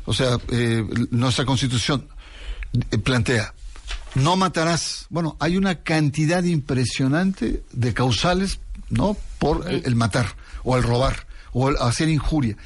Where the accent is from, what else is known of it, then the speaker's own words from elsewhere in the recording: Mexico; Yo como mexicano